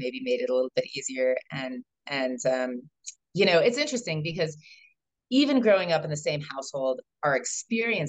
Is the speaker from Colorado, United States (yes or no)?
yes; Colorado, United States; now in Boulder, United States; I was born in Colorado. My family moved a lot. So when people ask, where are you from? That's a hard question to answer because I wasn't really any place more than, 3 or 4 years. We moved throughout Colorado.